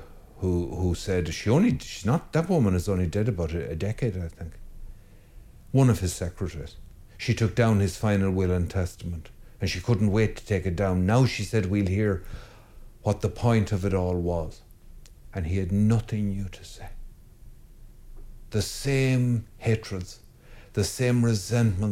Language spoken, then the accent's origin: English; Ireland; I'm Irish